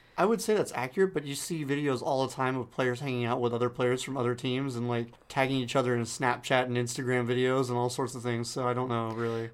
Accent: San Diego, California, United States; now in Dallas, United States; my hometown team

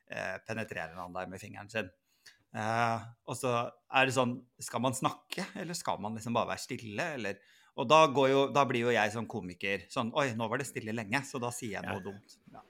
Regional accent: Northern Norway, Norway; Nå er jeg for så vidt egentlig nordlending

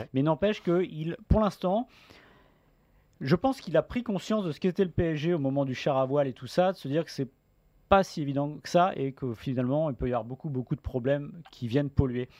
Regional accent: France; en tant que Français

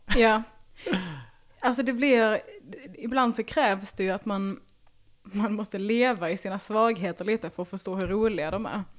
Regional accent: Bjärnum, Skåne, Sweden; jag växte upp i Bjärnum

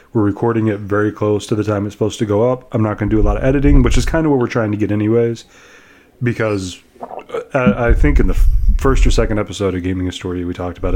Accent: United States; also born or lived in Germany; I'm actually French and I was born in Germany, but I grew up in America.

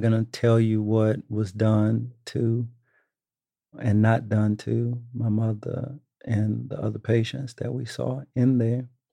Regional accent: Dallas, Texas, United States; moved away; I'm from Texas

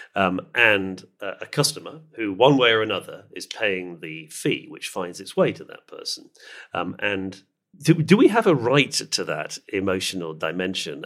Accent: United Kingdom; I'm a British person

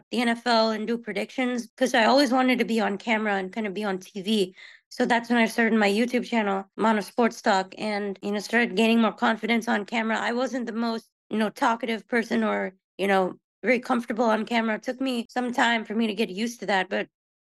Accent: Houston, Texas, United States; I was born and raised here in the Houston area

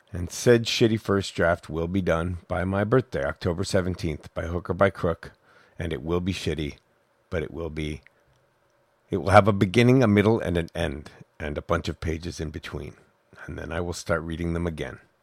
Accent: Albany, New York, United States; moved away; also born or lived in San Francisco; I grew up in Albany and my father's still there

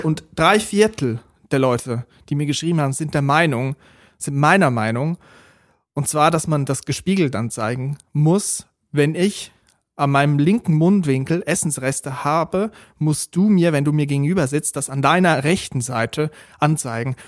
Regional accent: Switzerland; ich aus der Schweiz komme

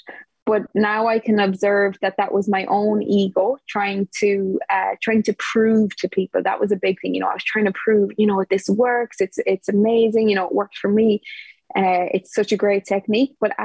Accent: Ireland; now in Portugal; I'm from Ireland, but at the moment I'm living in Portugal

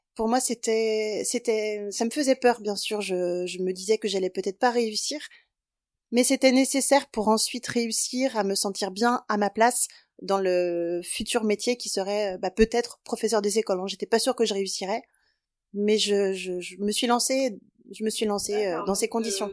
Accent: Brittany, France; je viens de Bretagne

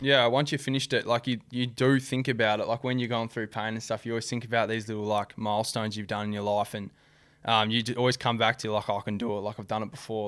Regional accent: Perth, Western Australia, Australia; moved away as an adult; also born or lived in Gold Coast, Queensland; I was born and raised in Ardalal

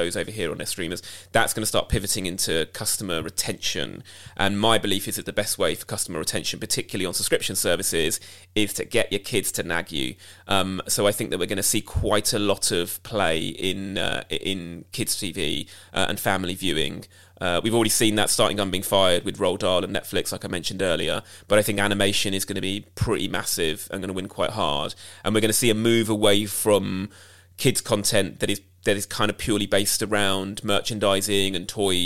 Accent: United Kingdom; as a British Asian

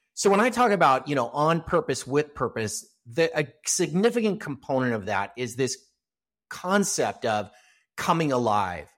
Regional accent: Los Angeles, California, United States; I grew up here in Southern California. I'm still a, a, a Los Angeles native, live in a suburb of Los Angeles

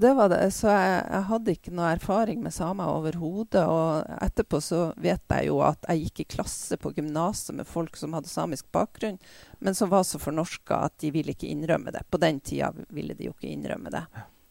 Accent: Bodø, Nordland, Norway; Jeg vokste opp i Bodø da, på 50- og 60-tallet

